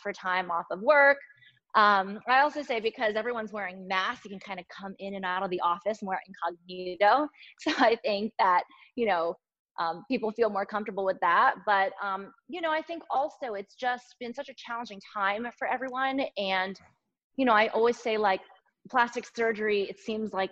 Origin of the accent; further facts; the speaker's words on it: Delaware, United States; moved away as an adult; also born or lived in Boston, Massachusetts; now in Los Angeles, United States; I was born and I grew up in Delaware on the East Coast.